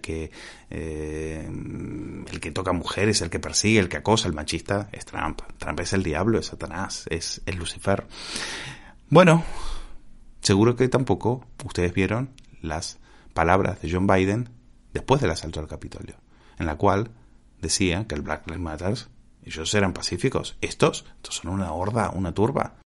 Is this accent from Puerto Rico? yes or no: no; Spain; nosotros como españoles